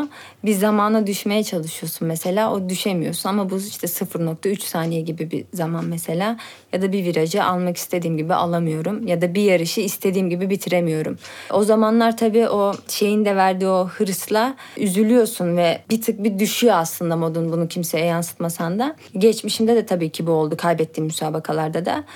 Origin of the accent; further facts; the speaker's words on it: Turkey; ben burada doğdum